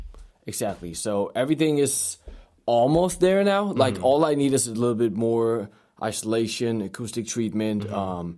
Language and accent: English; Copenhagen, Capital Region of Denmark, Denmark; I was born and raised in Copenhagen. Mm-hmm. And I have an American mother and a Danish father.